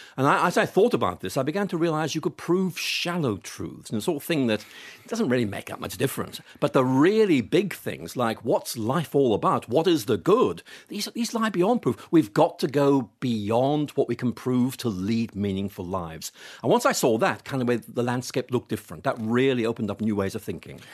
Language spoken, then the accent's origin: English; Belfast, Northern Ireland, United Kingdom; I grew up in Northern Ireland